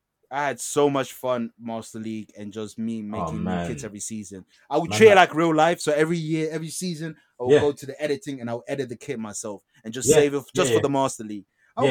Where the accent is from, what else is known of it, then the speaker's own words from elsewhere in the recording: North East England, United Kingdom; Tyneside. I grew up on Tyneside.